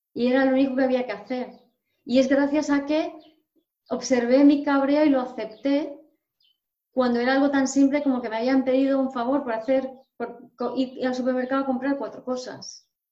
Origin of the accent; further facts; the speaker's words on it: Madrid, Community of Madrid, Spain; soy medio polaca, mm, nací en Madrid, soy, mi padre es español, pero mi madre es polaca